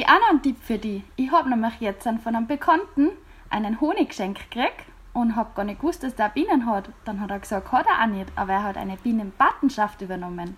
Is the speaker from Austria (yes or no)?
yes; Austria; bei uns in Österreich